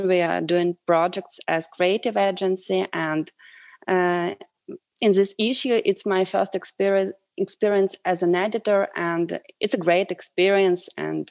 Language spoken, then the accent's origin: English; Donetsk, Donetsk Oblast, Ukraine; English is a second language; moved away as an adult; also born or lived in Kyiv, Ukraine; it's like the second time when I lose my home, because I'm from Donetsk, and I lose it like 8 years ago, and now I lose it the second time.